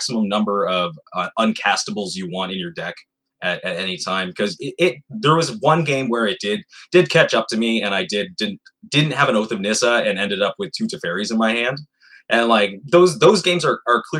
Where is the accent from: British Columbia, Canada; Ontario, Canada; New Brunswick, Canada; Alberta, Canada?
New Brunswick, Canada; Rosay; now in Fredericton, Canada; So I'm originally from Rosay, New Brunswick. And I currently living in the capital, Fredericton, New Brunswick